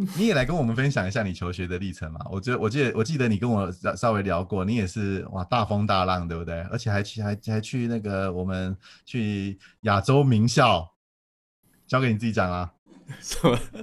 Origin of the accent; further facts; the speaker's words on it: Taiwan; moved away as an adult; also born or lived in United States; 我们台湾人